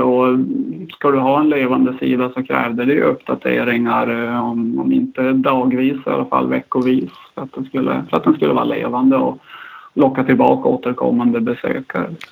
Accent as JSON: {"language": "Swedish", "town": "Kalix", "region": "Norrbotten County", "country": "Sweden", "accent": "Norrland", "moved": "yes", "lives_now": "Stockholm, Sweden", "said": "En gång norrlänning, framförallt Kalixbo"}